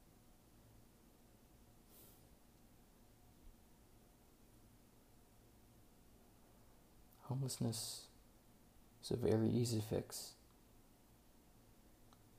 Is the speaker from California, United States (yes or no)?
no; West Virginia, United States; now in Naples, United States; I come from West Virginia. It's a very, very poor state.